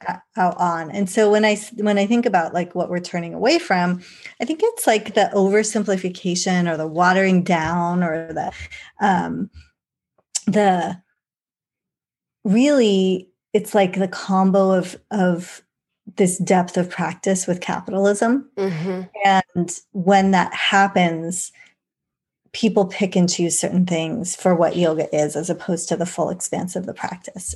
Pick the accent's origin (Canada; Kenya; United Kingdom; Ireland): United Kingdom; England; I was born in England